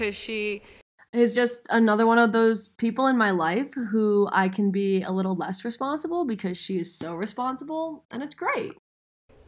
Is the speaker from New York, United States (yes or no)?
yes; New York, United States; now in Denver, United States; I grew up in New York